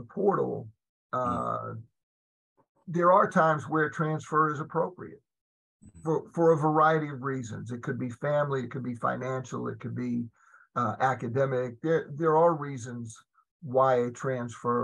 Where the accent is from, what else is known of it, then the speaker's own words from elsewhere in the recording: Durham, North Carolina, United States; I was involved with a really fine company in my hometown of Durham